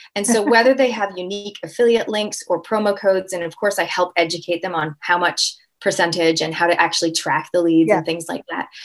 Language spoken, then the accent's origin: English; Toronto, Ontario, Canada; now in New Zealand; I'm a Canadian Kiwi, so I'm born and raised in Canada, Toronto, and I actually live in New Zealand, so I have not picked up the accent as of yet.